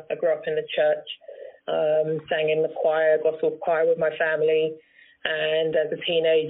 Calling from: London, United Kingdom; I'm calling from London, the United Kingdom.

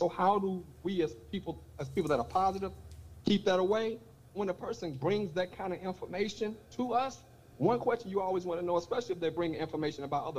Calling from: Miami, Florida, United States; I'm calling from Miami, Florida.

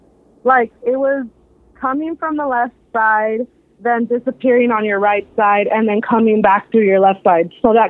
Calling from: San Diego, California, United States

